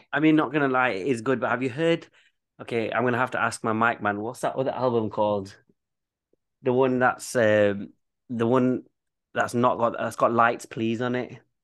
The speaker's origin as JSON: {"language": "English", "town": "Leeds", "region": "Yorkshire and the Humber", "country": "United Kingdom", "accent": "Bradford", "said": "I'm from Leeds"}